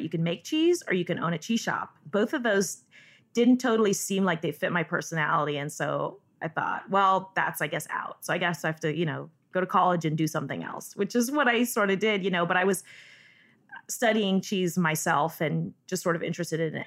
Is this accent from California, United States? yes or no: yes; Northern California, United States; I grew up in Northern California